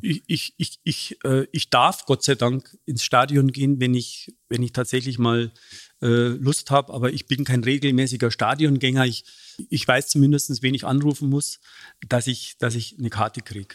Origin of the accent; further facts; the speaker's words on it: Munich, Bavaria, Germany; accent: Bavarian; ich komme aus einer Arbeiterfamilie, aus dem Münchner Hasenbergel